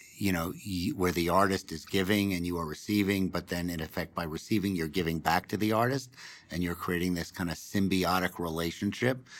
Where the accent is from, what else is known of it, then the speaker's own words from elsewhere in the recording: New York City, New York, United States; moved away as an adult; now in Denver, United States; I grew up on the Upper West Side of Manhattan